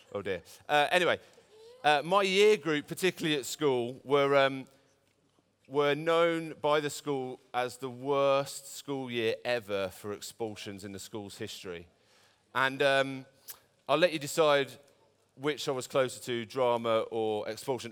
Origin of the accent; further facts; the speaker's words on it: Birmingham, West Midlands, United Kingdom; I'm from Birmingham. I'm a Brummie boy born and bred